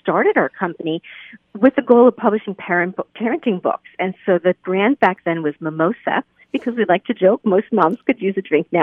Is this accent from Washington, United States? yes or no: no; Lehigh Valley, Pennsylvania, United States; I grew up right here in the Lehigh Valley.